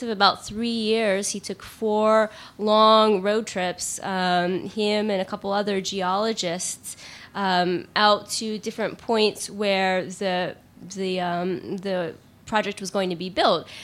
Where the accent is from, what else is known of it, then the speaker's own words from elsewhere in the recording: United States; I'm obviously an American